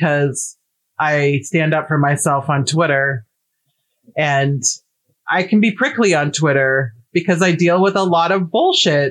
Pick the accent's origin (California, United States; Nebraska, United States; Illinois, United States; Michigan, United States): Nebraska, United States; I'm from Nebraska